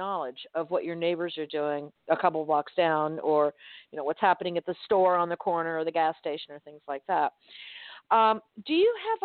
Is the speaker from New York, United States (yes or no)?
no; Miami, Florida, United States; now in Southwest Florida, United States; I grew up in Miami. I've never lived in a small town until I moved here to Southwest Florida.